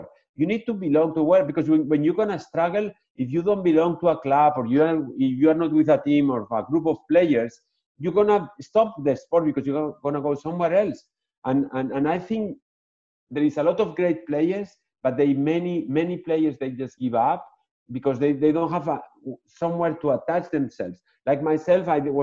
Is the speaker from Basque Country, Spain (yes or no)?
no; Barcelona, Catalonia, Spain; English is a second language; moved away as an adult; also born or lived in Madrid / Pamplona; now in Naples, United States; I was born in Madrid. My parents were living at the time in Pamplona, and then they moved to Barcelona